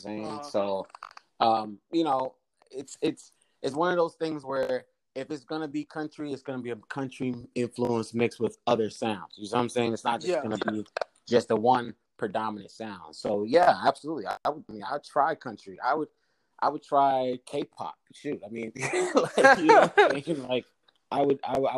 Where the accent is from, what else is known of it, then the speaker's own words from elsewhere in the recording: East Coast, United States; also born or lived in Caribbean (ancestry); I'm from the East Coast